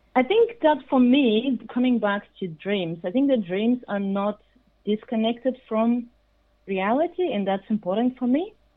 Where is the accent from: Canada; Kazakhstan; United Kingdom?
Kazakhstan; I was born in Kazakhstan, which was part of Soviet Union, I was only eight, so I experienced that crisis